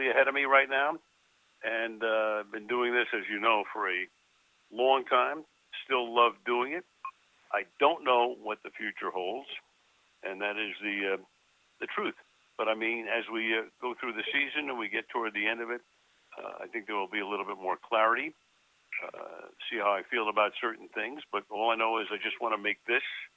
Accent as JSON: {"language": "English", "town": "Los Angeles", "region": "California", "country": "United States", "tie": "born or raised there", "also_born_or_lived": "Brooklyn, New York"}